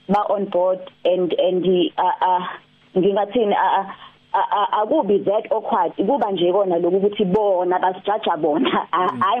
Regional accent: Durban, KwaZulu-Natal, South Africa; mina ngiqhamuka eThekwini

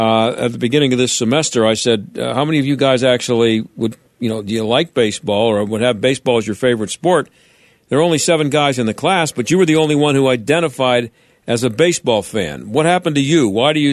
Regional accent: Pittsburgh, Pennsylvania, United States; I grew up in Pittsburgh when the Pirates were king.

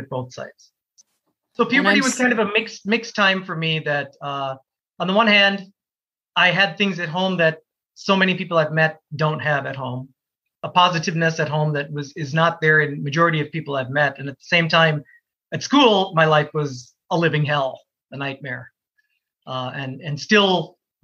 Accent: Minnesota, United States; also born or lived in Canada; growing up where I grew up in Minnesota

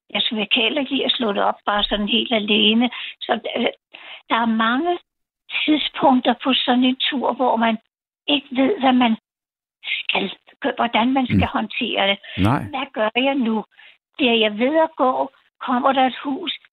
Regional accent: Copenhagen, Capital Region of Denmark, Denmark; hvor jeg kommer fra, og Danmark og København

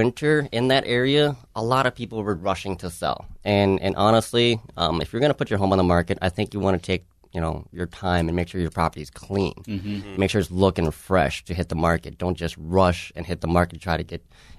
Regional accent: Savage, Minnesota, United States; Savage is really? My hometown. I grew up there since 1990.

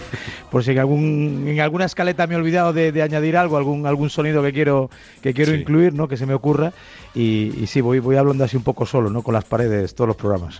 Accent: Galicia, Spain; moved away as an adult; also born or lived in Santa Cruz de Tenerife; now in Madrid, Spain; Yo soy español, nací en Santa Cruz de Tenerife, toda una vida en Galicia y ahora pues 20 años en Madrid

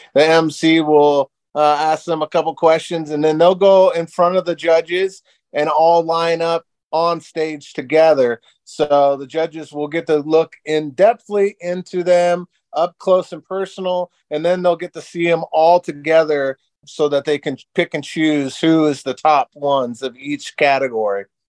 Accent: Seattle Tacoma area, Washington, United States; moved away as an adult; now in Las Vegas, United States; I'm originally from the Seattle Tacoma area, and I owned a live music venue in Tacoma.

